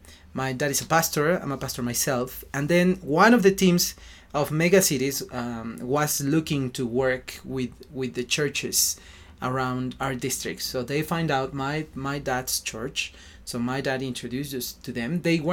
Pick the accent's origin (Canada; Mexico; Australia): Mexico; Mexico City; English is a second language; moved away; I'm from Mexico City and I'm 33 years old.